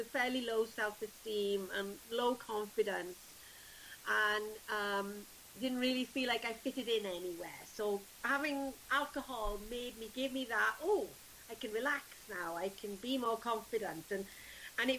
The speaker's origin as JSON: {"language": "English", "region": "South Wales", "country": "United Kingdom", "also_born_or_lived": "Rhondda Valley", "said": "I'm from South Wales in the UK."}